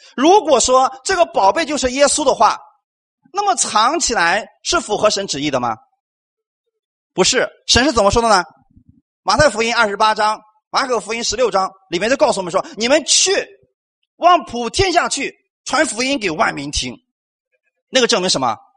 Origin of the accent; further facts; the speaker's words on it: China; 我们中国人